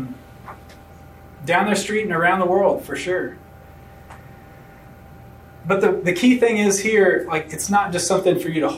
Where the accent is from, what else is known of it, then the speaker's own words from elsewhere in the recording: outside of Memphis, Tennessee, United States; I grew up outside of Memphis, rural community, you know, small church